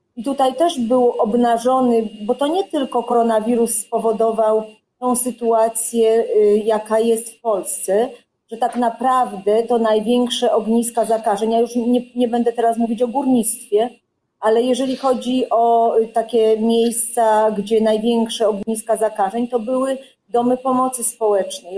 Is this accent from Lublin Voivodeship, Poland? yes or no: no; Silesian Voivodeship, Poland; jestem ze Śląska